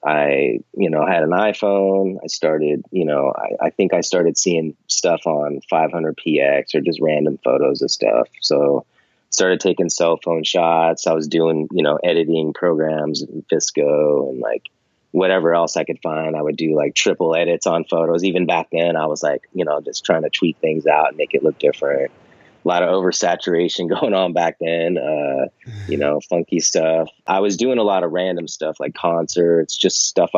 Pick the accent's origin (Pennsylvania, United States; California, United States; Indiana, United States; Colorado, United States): California, United States; Monterey; now in San Francisco, United States; I grew up near Monterey, California, Central Coast, kind of. I've lived in California pretty much my whole life, up and down the coast